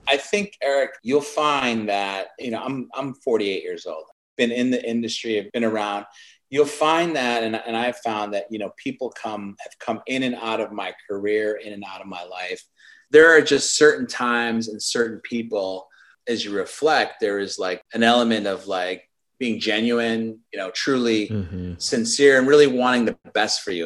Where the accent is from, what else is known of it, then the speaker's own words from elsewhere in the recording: Chicago, Illinois, United States; I grew up in Chicago